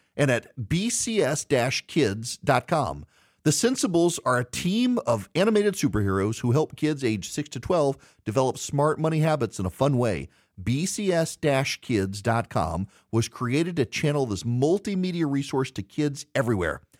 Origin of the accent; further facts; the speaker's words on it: United States; I'm an American